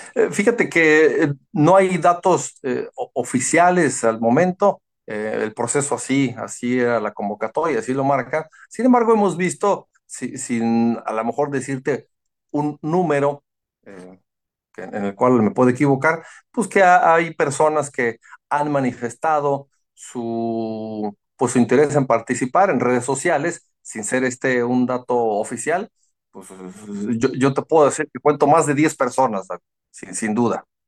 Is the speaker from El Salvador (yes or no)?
no; Cuernavaca, Morelos, Mexico; yo soy de, de Cuernavaca, somos de Acapancingo